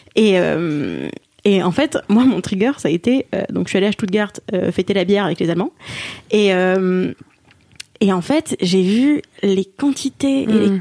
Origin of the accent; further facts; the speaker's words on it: Alsace, Grand Est, France; je suis alsacienne et Philippines